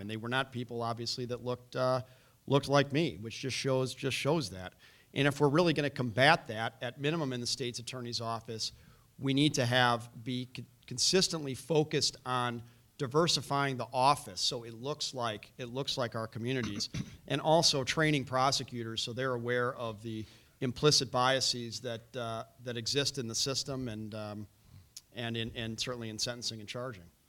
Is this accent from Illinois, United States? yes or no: yes; Chicago, Illinois, United States; I was born and raised here in Chicago on the north side.